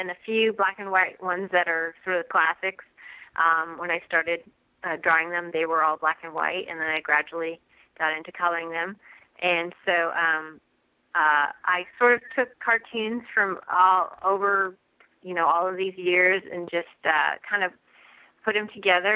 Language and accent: English; Nevada City, California, United States; I'm from Nevada City, California